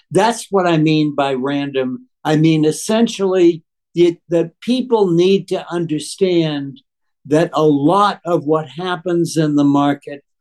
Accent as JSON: {"language": "English", "town": "Boston", "region": "Massachusetts", "country": "United States", "tie": "born or raised there", "said": "I grew up in Boston"}